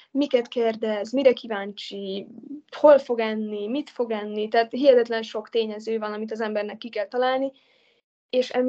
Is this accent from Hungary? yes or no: no; Italy; Az abszolút. Hát ott nőttem föl igazából.